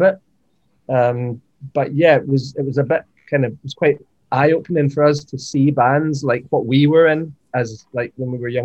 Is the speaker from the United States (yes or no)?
no; Scotland, United Kingdom; I grew up with her in Scotland